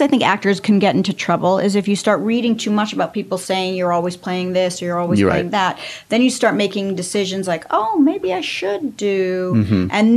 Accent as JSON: {"language": "English", "town": "Los Angeles", "region": "California", "country": "United States", "tie": "born or raised there", "said": "I grew up in Hollywood"}